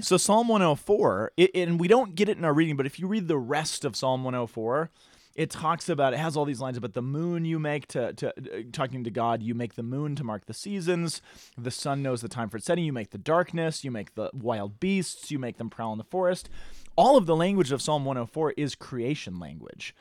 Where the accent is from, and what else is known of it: Colorado, United States